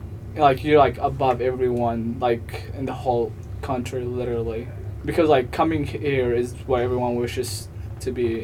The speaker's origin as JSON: {"language": "English", "region": "Illinois", "country": "United States", "said": "But I'm from Illinois, so."}